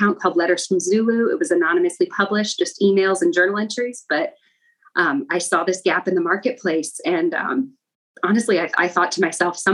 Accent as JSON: {"language": "English", "region": "Midwest", "country": "United States", "tie": "born or raised there", "moved": "as an adult", "said": "living on the coast for the first time, because we grew up in the Midwest"}